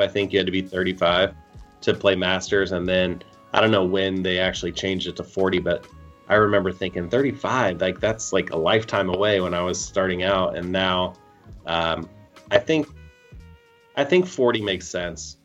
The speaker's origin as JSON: {"language": "English", "town": "Columbus", "country": "United States", "tie": "born or raised there", "said": "it's my hometown and growing up watching the Columbus Open"}